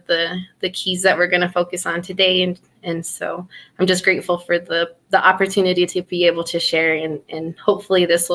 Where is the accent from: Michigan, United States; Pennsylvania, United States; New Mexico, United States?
New Mexico, United States; Laguna; I'm from Pueblo of Laguna and have had a great, you know, upbringing there